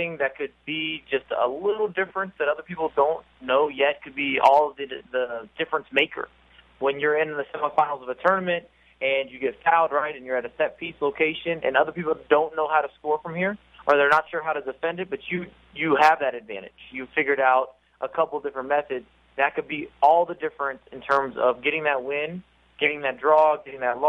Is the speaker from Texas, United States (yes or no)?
yes; Houston, Texas, United States; I'm from Houston